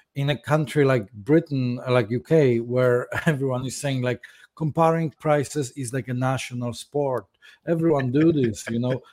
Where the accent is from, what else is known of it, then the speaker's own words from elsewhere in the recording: Poland; now in London, United Kingdom; I was born in Poland some time ago.